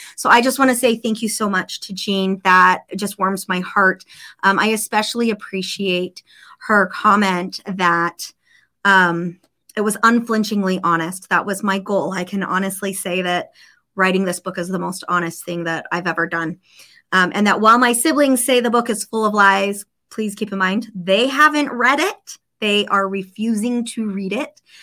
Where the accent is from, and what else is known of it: Snowflake, Arizona, United States; born or raised there; moved away